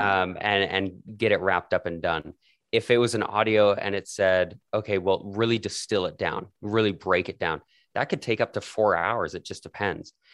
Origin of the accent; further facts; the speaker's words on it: Calgary, Alberta, Canada; I was born and raised in Calgary, Canada